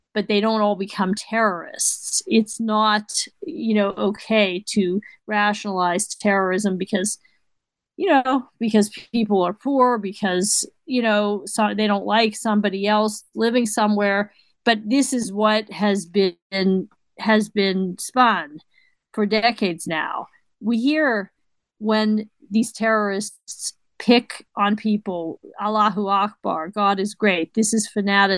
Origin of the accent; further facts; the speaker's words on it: United States; I'm Jewish, and I am an American first